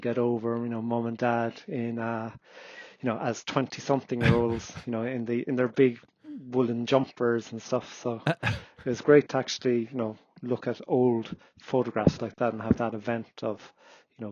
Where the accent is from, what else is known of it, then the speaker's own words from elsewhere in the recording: Cork, Munster, Ireland; moved away as an adult; now in Kerry, Ireland; originally hailing from Cork City. I was born and bred in Douglas.